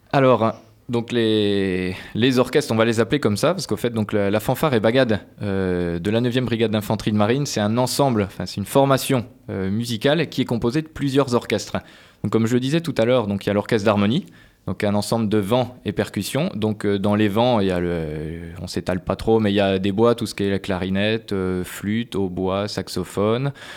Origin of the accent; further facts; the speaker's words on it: eastern France, France; also born or lived in Colmar, Alsace / Paris; now in Poitiers, France; je venais de l'Est de, la France, mais j'ai commencé tout de suite sur euh, le trombone, moi, et puis des études après euh, à Colmar en Alsace et à Paris